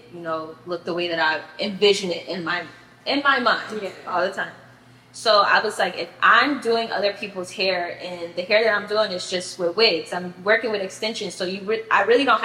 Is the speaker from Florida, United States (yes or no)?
yes; Miami, Florida, United States; also born or lived in Tallahassee; I'm from Miami.